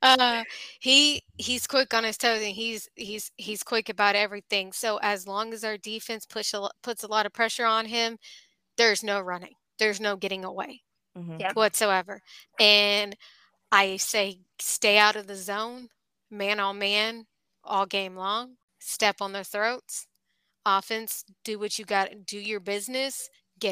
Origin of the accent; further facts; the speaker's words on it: Allen, Texas, United States; I'm originally actually from Allen